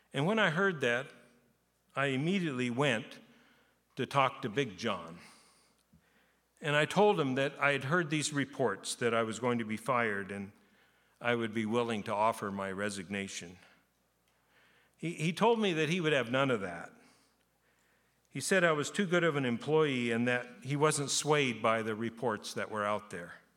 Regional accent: Japan; moved away as an adult; I was born in Japan. I lived in Japan, but through being 18

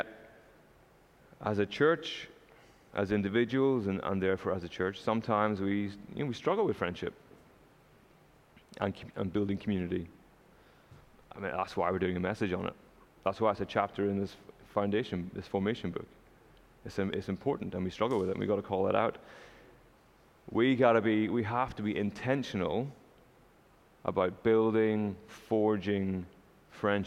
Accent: Northern Ireland, United Kingdom; now in Canada; I'm not from Canada, you might have figured that out already. I'm from Northern Ireland

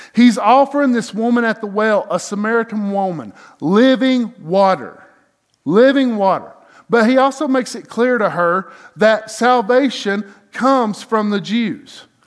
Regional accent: hometown near Lake Nottely, Georgia, United States; born or raised there

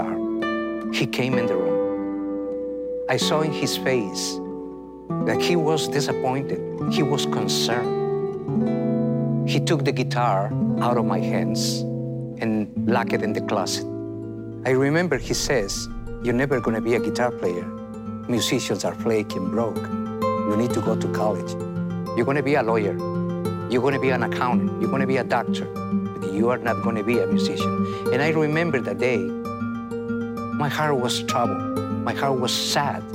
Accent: Quito, Pichincha, Ecuador; I was born in Quito, Ecuador, South America.

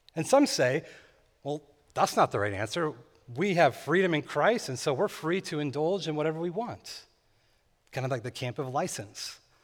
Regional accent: California, United States; Growing up in California, my family and I would sometimes visit this lake named Lake Isabella

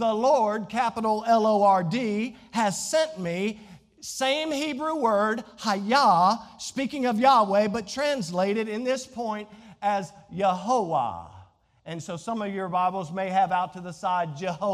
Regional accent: Southern Virginia, United States; accent: Southern Virginia; my Southern Virginia accent

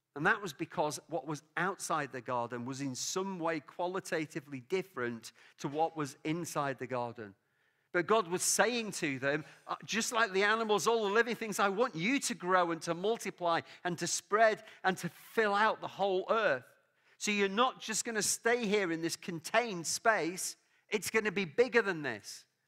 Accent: England, United Kingdom; now in Scotland; I love living in Scotland. Obviously, I'm English. My family background is Welsh

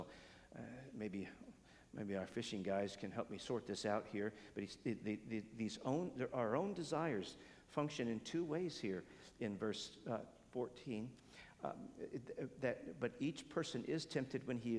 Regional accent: United States; I'm an American

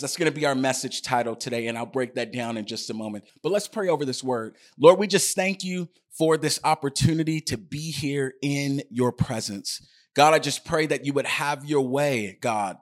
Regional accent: United States; my citizenship as an American

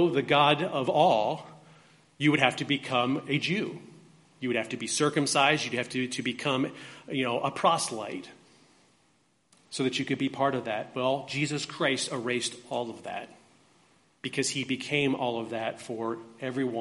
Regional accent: United States; I was born in the United States of America, that I'm a U.S. citizen

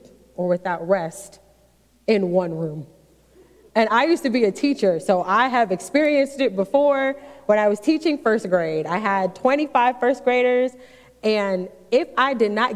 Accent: New York City, New York, United States; now in Maryland, United States; I grew up in New York City

